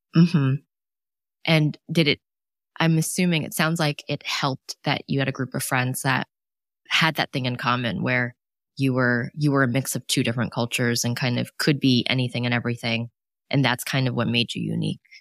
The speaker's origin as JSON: {"language": "English", "town": "New York City", "region": "New York", "country": "United States", "tie": "born or raised there", "also_born_or_lived": "Los Angeles", "moved": "as an adult", "lives_now": "Buffalo, United States", "said": "I was born and raised downtown Manhattan, lived there almost, like, literally for, like, almost forty years"}